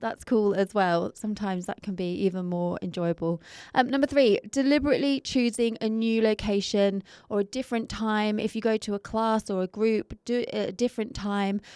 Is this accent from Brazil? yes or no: no; England, United Kingdom; being English